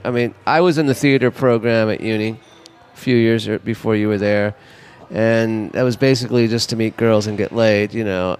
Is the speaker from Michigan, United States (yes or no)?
no; Los Angeles, California, United States; I grew up in Mar Vista.